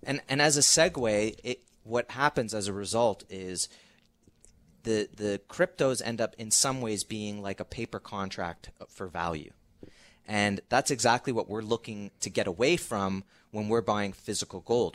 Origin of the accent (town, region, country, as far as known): Canada